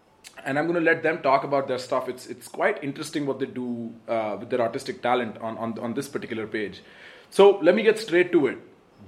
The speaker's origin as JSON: {"language": "English", "country": "India", "said": "India, my home country"}